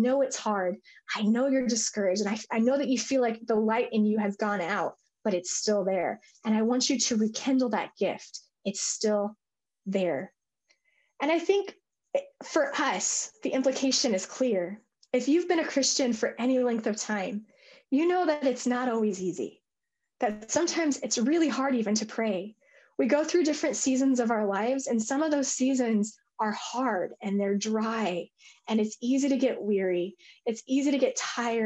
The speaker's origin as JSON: {"language": "English", "region": "Colorado", "country": "United States", "said": "I'm from Colorado"}